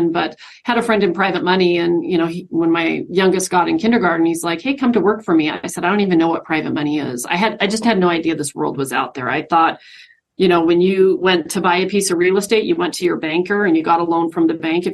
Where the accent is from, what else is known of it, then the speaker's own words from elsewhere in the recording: Spokane, Washington, United States; moved away as an adult; now in Idaho, United States; I'm actually originally from Spokane, grew up in Spokane, you know, went to high school and all that good stuff